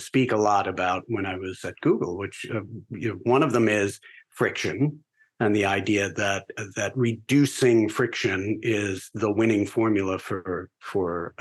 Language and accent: English; Garden City, New York, United States; also born or lived in California; Originally, I grew up on Long Island